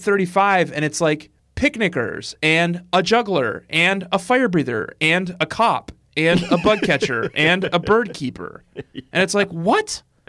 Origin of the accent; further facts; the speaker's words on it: Colorado, United States; I'm from Colorado.